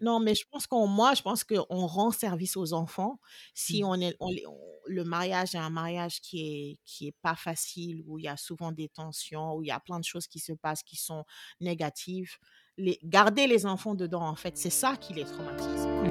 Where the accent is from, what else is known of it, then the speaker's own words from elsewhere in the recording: Senegal; moved away as an adult; now in Austin, United States; Je suis sénégalaise. Je suis basée à Austin, euh, au Texas. Depuis, j'habite aux États-Unis depuis depuis 14 ans.